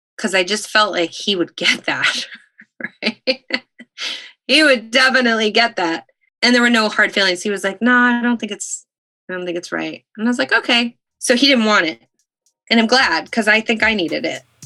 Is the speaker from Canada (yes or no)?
yes; Stratford area, Ontario, Canada; I was born in the Stratford Hospital because there that was the closest hospital, but we were in a town of, of little hamlet, a village of 100 people